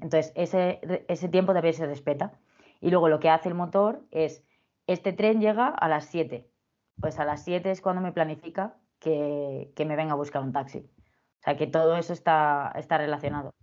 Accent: Madrid, Community of Madrid, Spain; yo soy de Madrid

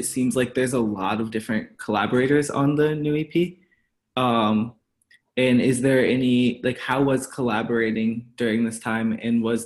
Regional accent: Chicago, Illinois, United States; We're both from Chicago

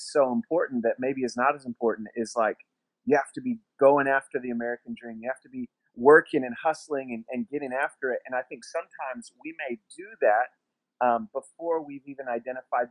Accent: Masterton, Wellington, New Zealand; also born or lived in Tucson, Arizona, United States; we moved across the world from Tucson, Arizona to Masterton, New Zealand, and it happened pretty quickly

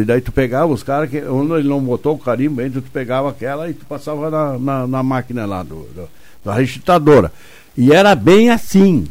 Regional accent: Brazil; quando era guri, lá em Trombuto.

